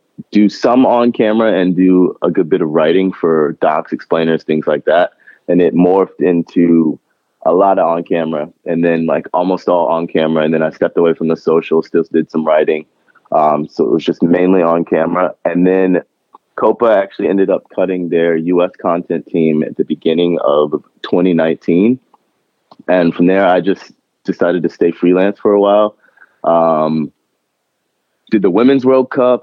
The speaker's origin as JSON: {"language": "English", "town": "Chapel Hill", "region": "North Carolina", "country": "United States", "tie": "born or raised there", "said": "I was born and raised in Chapel Hill, North Carolina."}